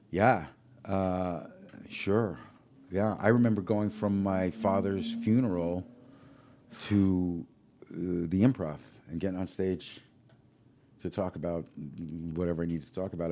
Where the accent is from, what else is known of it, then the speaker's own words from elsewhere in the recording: New York, United States; now in Los Angeles, United States; growing up in New York, an Italian family.